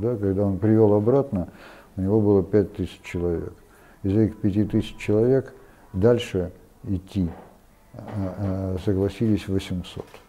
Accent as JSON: {"language": "Russian", "town": "Perm", "region": "Perm Krai", "country": "Russia", "tie": "born or raised there", "also_born_or_lived": "Transbaikalia", "moved": "yes", "said": "Я родом из Перми"}